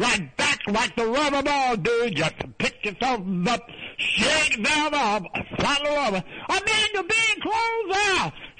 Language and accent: English; Hudson, New York, United States; I'm from Hudson, upstate Hudson, New York